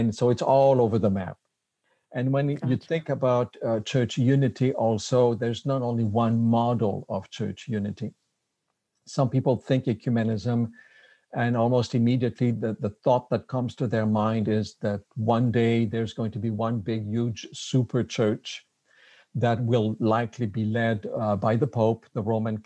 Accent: Quebec City, Quebec, Canada; accent: French Canadian; English is a second language; moved away as an adult; also born or lived in Berrien Springs, Michigan; now in Michigan, United States; I am a French Canadian. I'm from Quebec City, moved here to Andrews University about 27 years ago

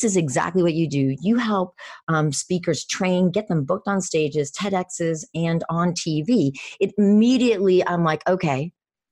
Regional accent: Venezuela; born or raised there; moved away

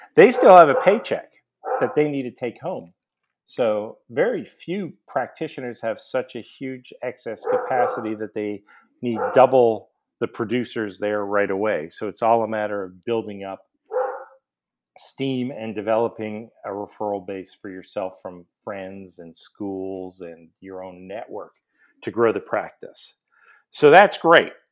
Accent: Montreal, Quebec, Canada; moved away as an adult; also born or lived in New Orleans, United States; now in Atlanta, United States; I grew up in Montreal, went to McGill University for undergrad, dental, and a residency

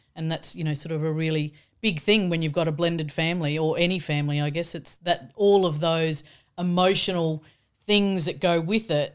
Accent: Australia; being the Aussie

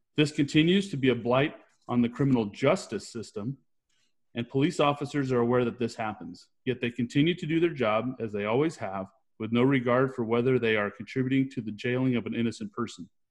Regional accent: California, United States; I'm from California

